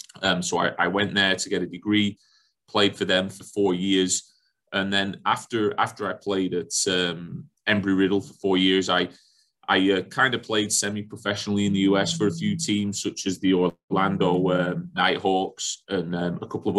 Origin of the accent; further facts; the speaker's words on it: Darwen, North West England, United Kingdom; now in Cincinnati, United States; I'm from Darwen in England, which is just outside, right next to Blackburn in the northwest of England.